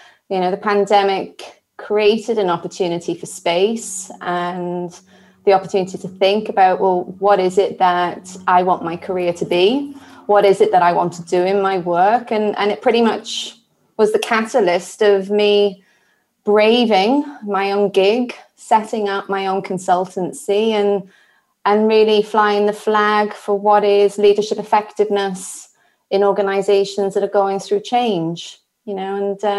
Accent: Wales, United Kingdom; But originally from the green grass of home, which is South Wales in the UK. And actually, I can actually see Wales from my window.

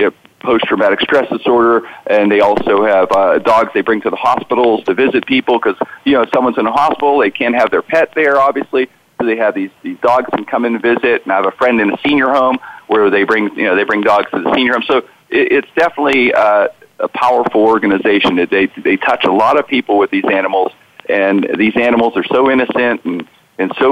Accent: Pittsburgh, Pennsylvania, United States; I grew up in the Strip District, an area in Pittsburgh, right by downtown

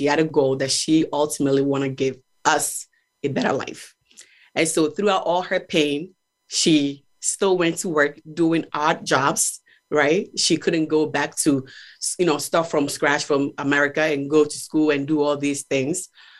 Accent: Ghana; also born or lived in Brooklyn, New York, United States / Albany, New York, United States / Buffalo, New York, United States / Silver Spring, Maryland, United States; now in Pennsylvania, United States; I was born and raised in Ghana, and then I grew up in Brooklyn and went to school in Albany, Buffalo, lived in Silver Spring, Maryland, and now I'm in Pennsylvania.

